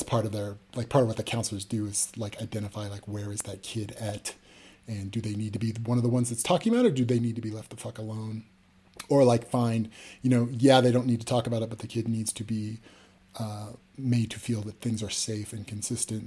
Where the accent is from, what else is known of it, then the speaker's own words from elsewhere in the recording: Los Angeles, California, United States; I'm from Los Angeles